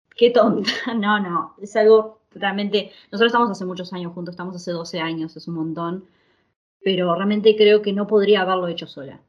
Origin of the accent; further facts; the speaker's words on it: Uruguay; moved away as an adult; now in Italy; somos uruguayos, eh, yo estudié arquitectura en la Universidad de Uruguay